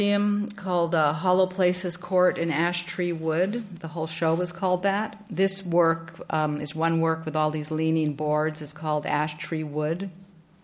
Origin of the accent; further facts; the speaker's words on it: Vancouver, British Columbia, Canada; also born or lived in New Haven; now in Chicago, United States; growing up in Vancouver in Canada